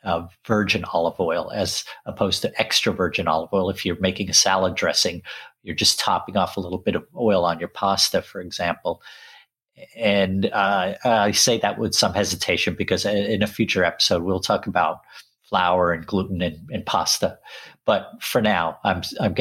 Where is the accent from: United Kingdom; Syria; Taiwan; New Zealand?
United Kingdom; England; also born or lived in Sri Lanka; I grew up in England, even though I was born in Sri Lanka